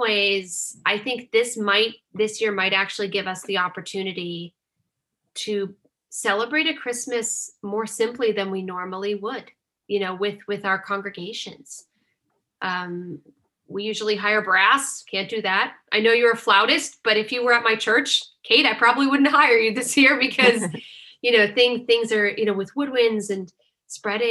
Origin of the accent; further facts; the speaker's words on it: Northeast, United States; And I'm from the Northeast